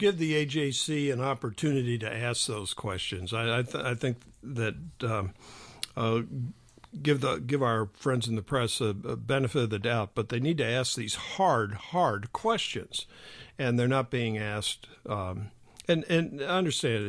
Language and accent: English; Illinois, United States; I'm from Illinois